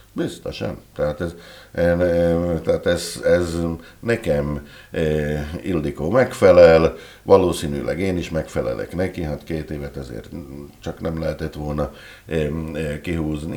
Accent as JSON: {"language": "Hungarian", "town": "Dolné Saliby", "region": "Trnava Region", "country": "Slovakia", "tie": "born or raised there", "also_born_or_lived": "Rimavská Sobota, Slovakia", "moved": "as an adult", "lives_now": "Tokaj, Hungary", "said": "én ugye falun nőttem föl, alsószeli származású vagyok eredetileg"}